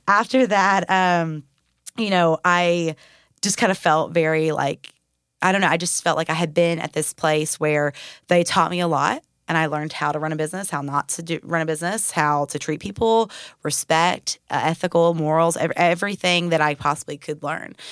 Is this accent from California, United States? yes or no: no; Murfreesboro, Tennessee, United States; I'm from Murfreesboro, so I've been here all my life